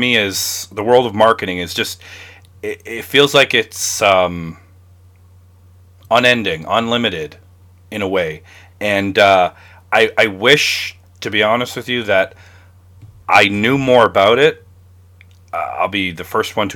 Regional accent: Canada; I'm from Canada

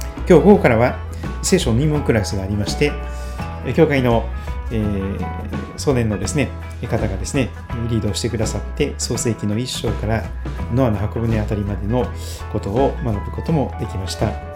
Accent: Kochi, Japan; 四国の高知県、高知市で生まれ育って

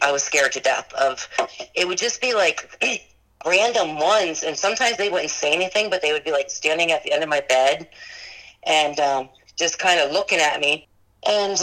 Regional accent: Maryland, United States; now in Gettysburg, United States; I grew up in Maryland

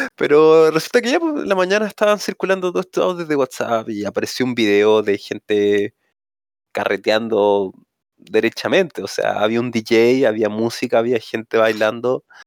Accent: Coyhaique, Aysén, Chile; moved away as an adult; now in Santiago, Chile; salí de un liceo en Coyhaique, weón. Yo soy de Coyhaique

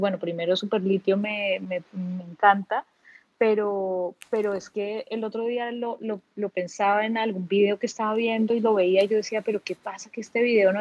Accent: Bogotá, Colombia; now in Cartagena, Colombia; Y aquí sigo en Cartagena, efectivamente soy bogotana

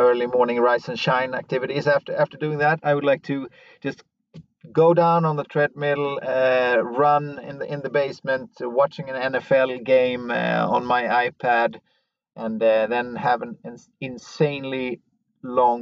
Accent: West Coast of Sweden, Sweden; now in Stockholm, Sweden; I'm from the West Coast, even though I live in Stockholm.

